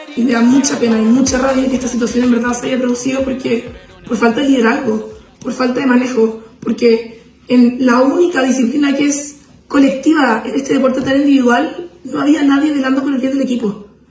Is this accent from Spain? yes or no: no; Chile; nos hace chilenos verdaderos